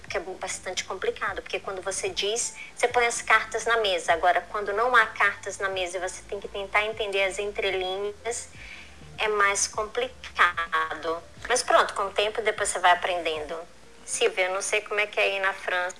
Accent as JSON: {"language": "Portuguese", "country": "Brazil", "moved": "as an adult", "said": "eu sou brasileira"}